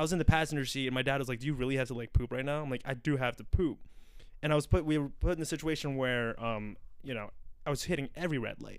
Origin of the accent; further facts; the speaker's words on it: United States; as an American